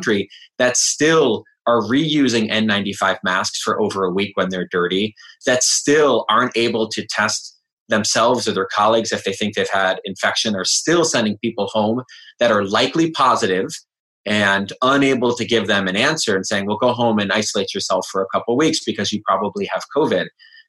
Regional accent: Michigan, United States; I think Trump was in my home state of Michigan at a rally

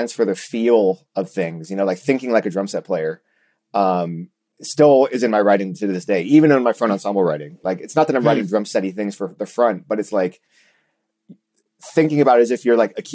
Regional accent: Orlando, Florida, United States; I grew up in Orlando, Florida.

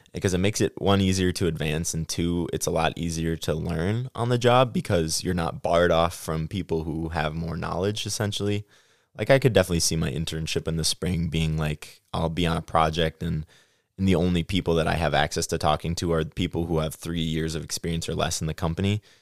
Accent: Midwest, United States; accent: Midwest

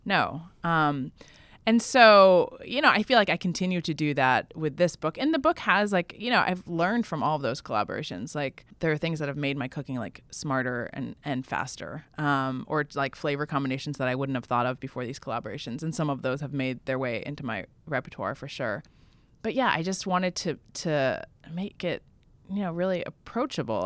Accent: Vermont, United States; in my hometown in Vermont

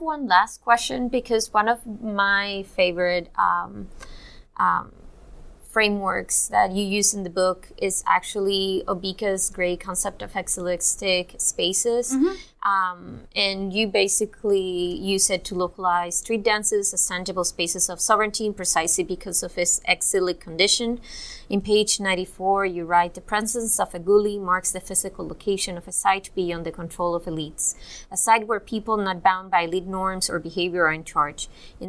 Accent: Cuba; now in United States; when I moved from Cuba to here, basically I started in community college.

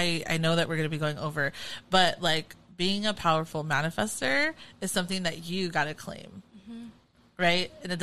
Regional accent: Carson, California, United States; now in Orange County, United States; We are from Carson, California

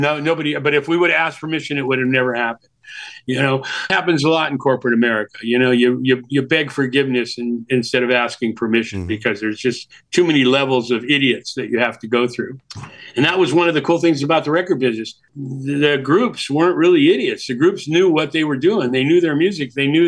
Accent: Milwaukee, Wisconsin, United States; born there; I was born in Milwaukee

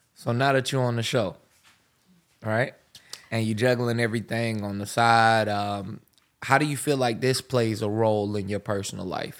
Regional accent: Pensacola, Florida, United States; I'm from Pensacola, and you don't hear as strong a uh, southern

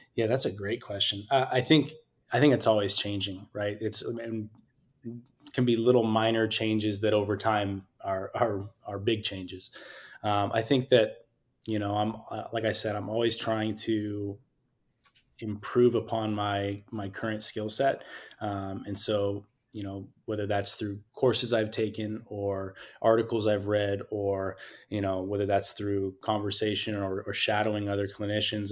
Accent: Scotts Valley, California, United States; also born or lived in Utah / Pomona, California; I'm originally from Santa Cruz County, a small town called Scotts Valley

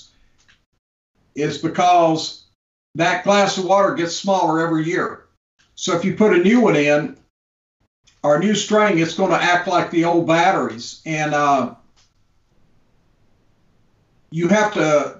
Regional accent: Gainesville, Florida, United States; my hometown in Gainesville

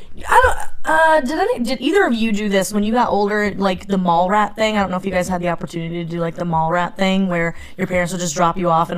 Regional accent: North Carolina, United States; moved away; I grew up in North Carolina

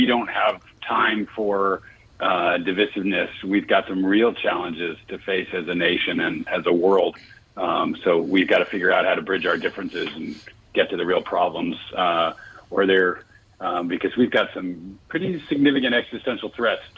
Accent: New York City, New York, United States; now in California, United States; originally born and bred in New York City. I live in California now.

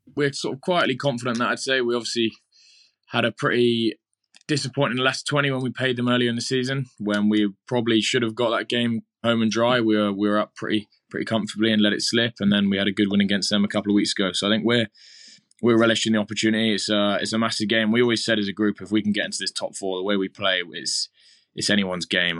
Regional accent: England, United Kingdom; we're very English

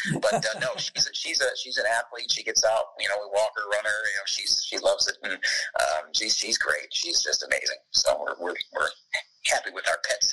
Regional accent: Buffalo, New York, United States; moved away as an adult; also born or lived in Clarence, New York; now in Lakeland, United States; Born and raised in Buffalo, or a little suburb of Buffalo, Clarence, New York

